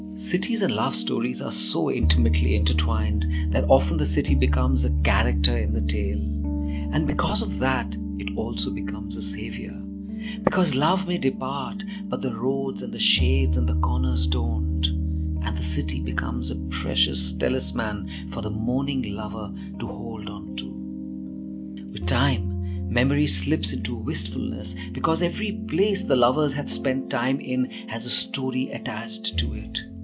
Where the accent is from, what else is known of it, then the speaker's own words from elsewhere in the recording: India; I'm a poet from India.